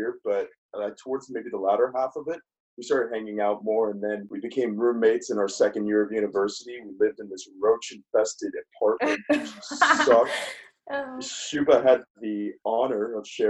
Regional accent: Georgia, United States; I'm from Georgia

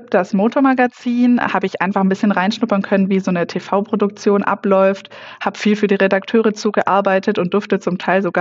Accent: Baden-Württemberg, Germany; now in Munich, Germany; Nee, ich bin keine Münchnerin. Ich komme aus der Nähe von Reutlingen aber da war nicht ganz so viel

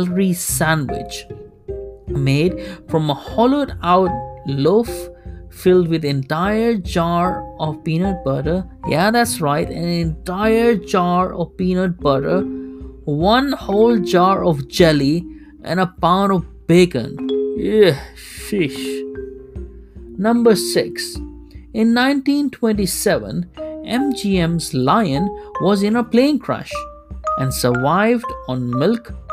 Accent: Kuwait; something I grew up with in Kuwait

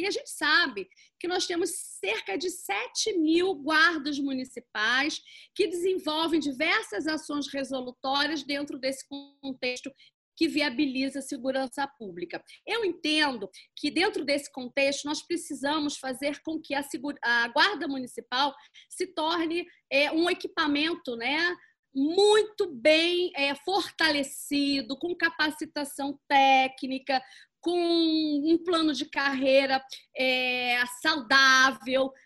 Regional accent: Rio de Janeiro, Brazil; todos nós merecemos enquanto cariocas

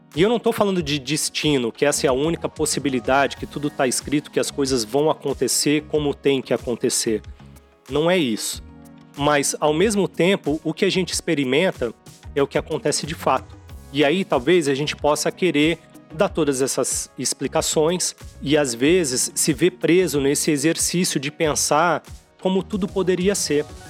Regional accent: Santos, São Paulo, Brazil; lá em Santos, que eu considero minha cidade natal, embora eu não tenha nascido lá.

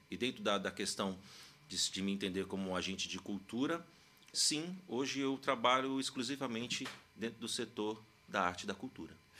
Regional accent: Uberlândia, Minas Gerais, Brazil; moved away as an adult; also born or lived in Santos, São Paulo; now in São Paulo, Brazil; Eu sou mineiro, como o Will bem comentou aqui, do Triângulo Mineiro de Uberlândia

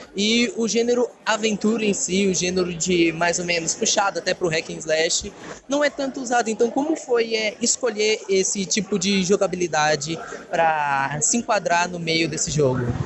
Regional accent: Brazil; nós que somos brasileiros

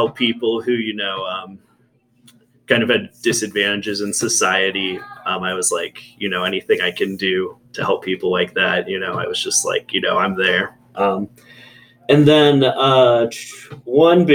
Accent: Yorkshire, Virginia, United States; I grew up very close by in Yorkshire. We used to walk through the campus here

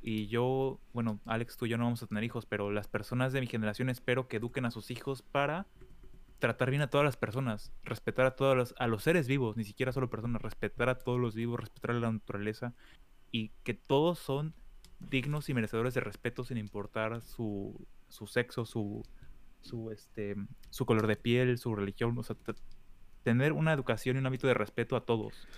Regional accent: State of Mexico, Mexico; now in Germany; yo que soy del Estado de México

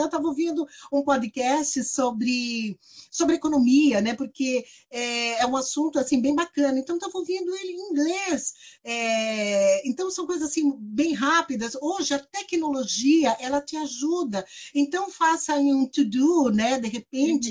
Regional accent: Brazil; eu sou brasileira

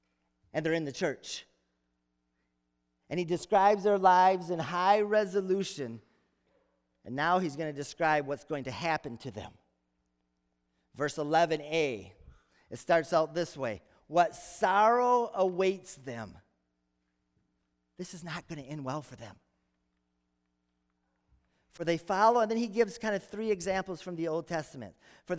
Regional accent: Holland, Michigan, United States; So the farm I grew up in Holland, our family farm, we'd watch storms brewing over Lake Michigan.

